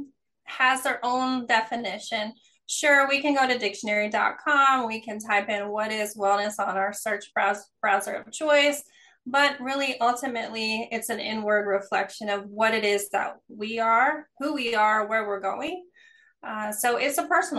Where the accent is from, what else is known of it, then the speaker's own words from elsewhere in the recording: East Coast, United States; now in California, United States; I'm originally from the East Coast, living in California.